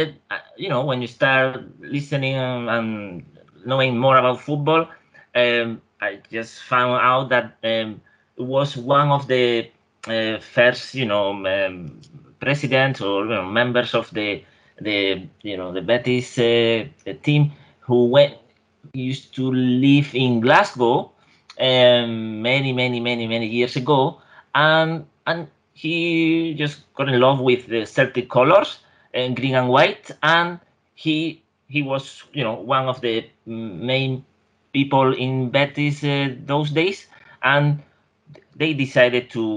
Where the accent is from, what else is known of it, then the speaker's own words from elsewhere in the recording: near Seville, Andalusia, Spain; I'm not from Seville, you know. I'm from near Seville, but not exactly from the city.